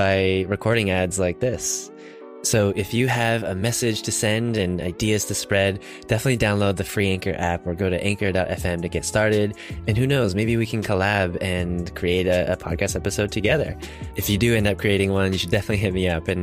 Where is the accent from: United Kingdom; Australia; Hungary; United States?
United States